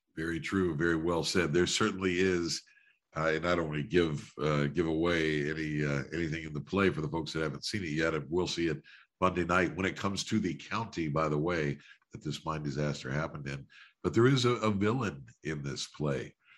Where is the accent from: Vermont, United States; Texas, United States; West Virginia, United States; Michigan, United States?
West Virginia, United States; now in Washington, D.C., United States; I grew up in West Virginia.